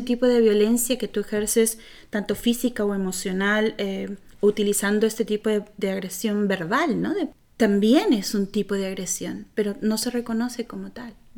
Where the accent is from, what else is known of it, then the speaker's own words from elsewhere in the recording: Peru; moved away; cuando yo vivía en Perú